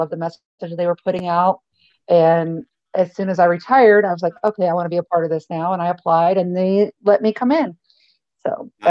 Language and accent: English; Rapid City, South Dakota, United States; moved away; And where you're from is Rapid City, South Dakota.